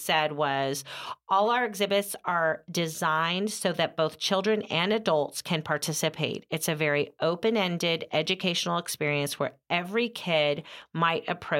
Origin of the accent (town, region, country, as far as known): Oakdale, California, United States; born or raised there